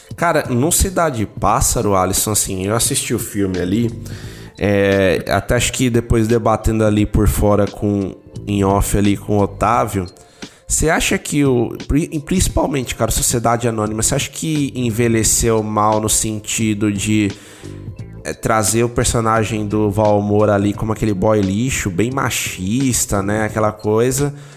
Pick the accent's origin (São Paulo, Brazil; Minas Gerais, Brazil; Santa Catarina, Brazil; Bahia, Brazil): São Paulo, Brazil; also born or lived in Aracaju; eu vivi grande parte da minha infância em São Paulo, até a adolescência ali no Campo Limpo, né? Eu nasci ali, na região do Campo Limpo.